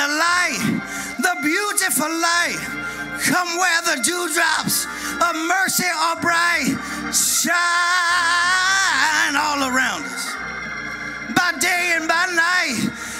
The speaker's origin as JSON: {"language": "English", "area": "Madison County", "region": "Georgia", "country": "United States", "tie": "born or raised there", "said": "When I was a little bitty boy growing up in Madison County, Georgia, little bitty church called Springfield"}